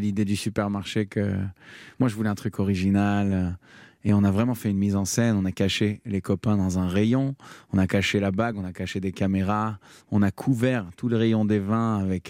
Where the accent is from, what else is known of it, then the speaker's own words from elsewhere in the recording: Tel Aviv, Tel Aviv District, Israel; j'ai grandi à Tel Aviv